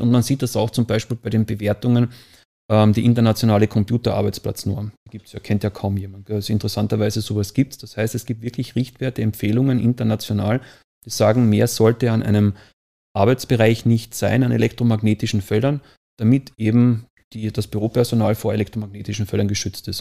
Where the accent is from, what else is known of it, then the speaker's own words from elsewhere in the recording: Austria; Ich komme ja aus Österreich